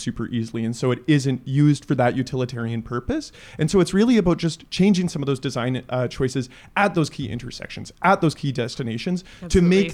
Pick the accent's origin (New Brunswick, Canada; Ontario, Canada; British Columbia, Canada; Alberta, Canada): Alberta, Canada; Leduc; I grew up in Leduc. I have wonderful memories of riding bikes with my dad around Leduc